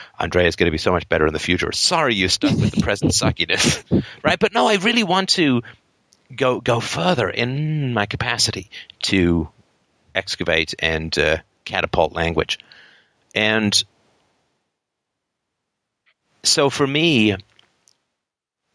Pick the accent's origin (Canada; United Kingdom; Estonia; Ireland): United Kingdom; England; moved away; I grew up in England